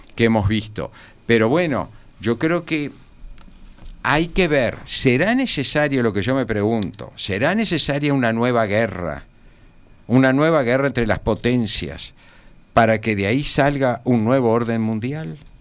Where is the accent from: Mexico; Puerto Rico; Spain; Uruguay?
Uruguay